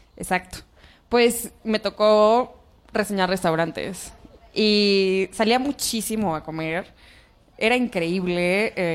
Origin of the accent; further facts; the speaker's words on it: Oaxaca, Mexico; now in Mexico City, Mexico; Yo no soy del DF, soy de Oaxaca